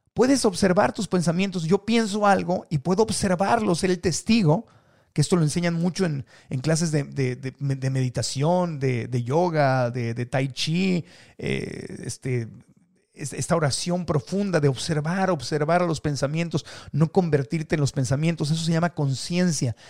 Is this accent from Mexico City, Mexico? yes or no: yes; Mexico City, Mexico; also born or lived in Tijuana; la Ciudad de México, donde crecí, nací en Tijuana, pero me llevó de chiquito a la Ciudad de México